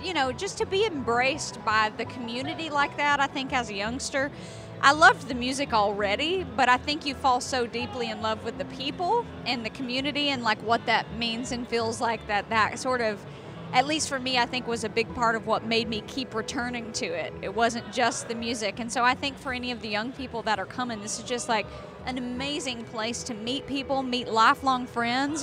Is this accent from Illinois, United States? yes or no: no; Tennessee, United States; I'm from Tennessee